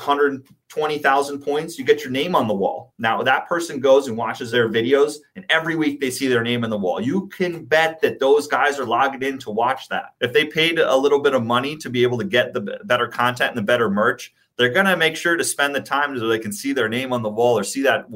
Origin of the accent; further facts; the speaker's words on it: New York, United States; I come from New York and from the East Coast